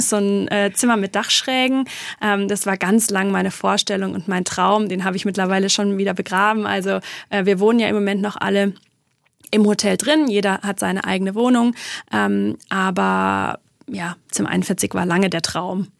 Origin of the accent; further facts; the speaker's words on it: Black Forest, Baden-Württemberg, Germany; bei uns im Schwarzwald